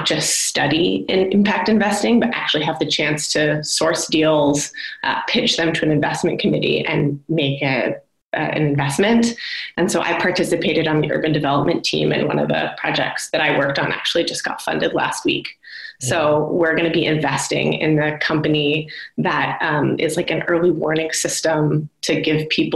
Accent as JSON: {"language": "English", "country": "United States", "said": "as an American woman in international development"}